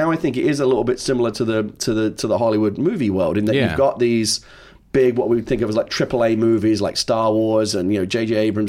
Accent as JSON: {"language": "English", "region": "London", "country": "United Kingdom", "tie": "born or raised there", "said": "Like I said, I was born and raised in London, to be here."}